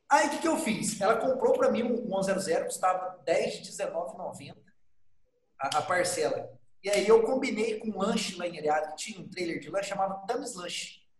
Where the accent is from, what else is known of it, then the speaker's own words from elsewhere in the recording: Areado, Minas Gerais, Brazil; eu sou de Areado